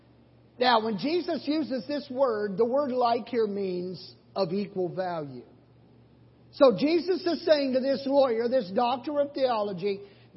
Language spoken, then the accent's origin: English; Oklahoma, United States; moved away; I'm from Oklahoma.